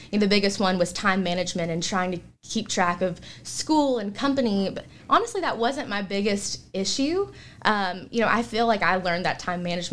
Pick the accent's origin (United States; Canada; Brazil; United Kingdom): United States; Salisbury, North Carolina; also born or lived in Winston-Salem; So I'm from Salisbury, just about 45 minutes down the road